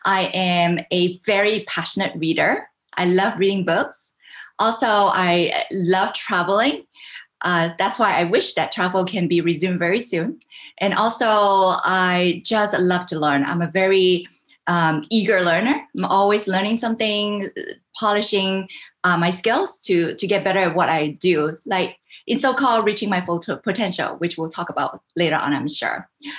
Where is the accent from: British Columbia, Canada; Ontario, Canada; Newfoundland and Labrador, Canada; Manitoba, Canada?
British Columbia, Canada; Vancouver; also born or lived in Hong Kong / United States / Singapore; now in Taiwan; I was born in Hong Kong. I grew up in Canada, Vancouver, Canada.